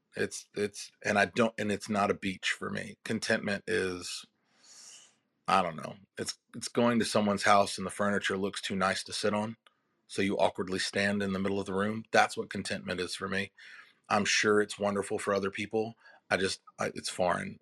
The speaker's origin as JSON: {"language": "English", "town": "Durham", "region": "North Carolina", "country": "United States", "said": "We're from Durham, North Carolina."}